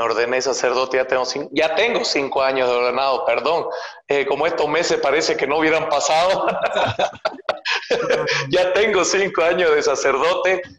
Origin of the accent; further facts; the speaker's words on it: Montero, Santa Cruz, Bolivia; yo soy de Bolivia. Bolivia es el país que está como en el corazón de Sudamérica. Y yo nací en la zona que está cerca de la Amazonía, que se llama Santa Cruz de la Sierra, en una provincia que se llama Montero